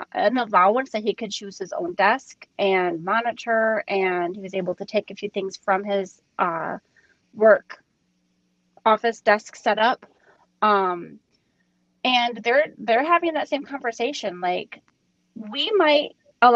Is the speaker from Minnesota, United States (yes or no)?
yes; Minnesota, United States; moved away; I'm from Minnesota where they still don't go back to school until after Labor Day.